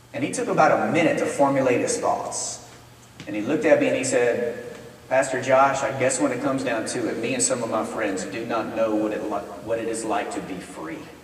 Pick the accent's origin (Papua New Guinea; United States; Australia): United States; Texas; now in Memphis, United States; my wife and I, we both were born and raised in Texas